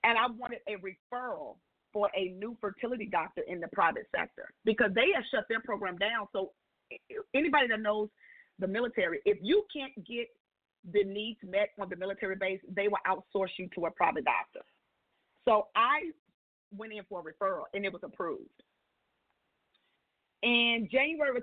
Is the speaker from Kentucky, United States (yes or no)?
no; San Antonio, Texas, United States; moved away; also born or lived in Mississippi; I'm from San Antonio